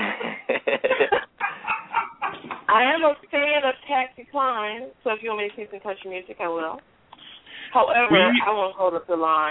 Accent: Memphis, Tennessee, United States; I'm from Memphis, and a lot of us like country music

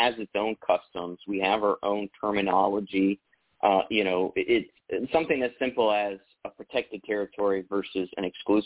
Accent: Texas, United States; I grew up in Texas and yeah, I still live in Texas

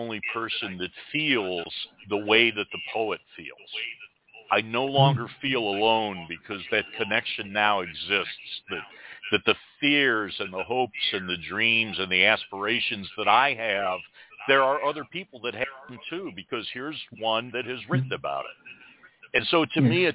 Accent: Detroit, Michigan, United States; also born or lived in West Virginia (family); now in Alabama Gulf Coast, United States; I grew up outside of Detroit

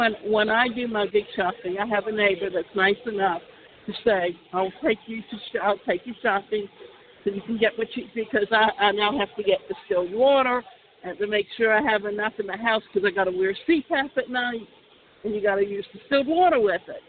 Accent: Savannah, Georgia, United States; also born or lived in Atlanta; now in Florida, United States; we grew up in Savannah

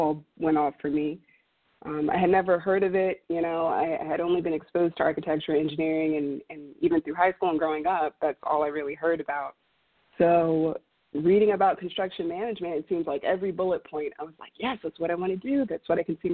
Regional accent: Southern Maryland, United States; moved away as an adult; also born or lived in Houston, Texas; I was born and raised in Southern Maryland and moved to Houston on an academic scholarship to get my education

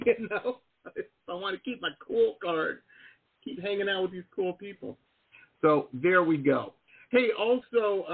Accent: Detroit, Michigan, United States; I grew up in Metro Detroit, you know, I'm got union in my blood

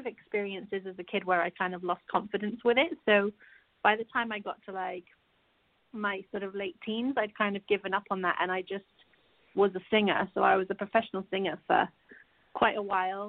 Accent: Guildford, South East England, United Kingdom; I grew up in a place called Guildford in Surrey, which is, like, just south of London

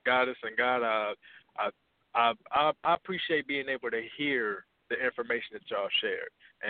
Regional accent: Toledo, Ohio, United States; Yeah, I'm from Toledo, Ohio.

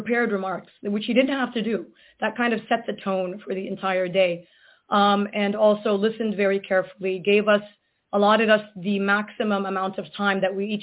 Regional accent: Gaza, Gaza Strip, Palestine; now in United States; As an American taxpayer, as a Palestinian from Gaza

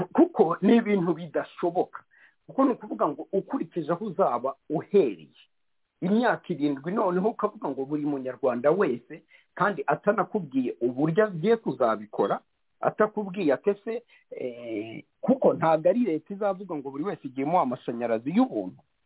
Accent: Rwanda

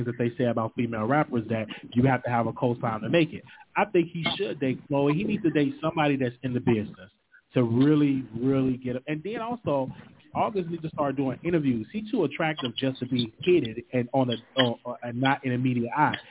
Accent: Chicago, Illinois, United States; I'm from Chicago as well

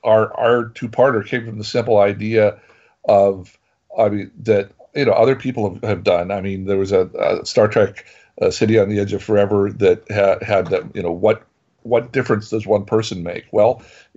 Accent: Tennessee, United States; the three main writers on the show, we are all from Tennessee

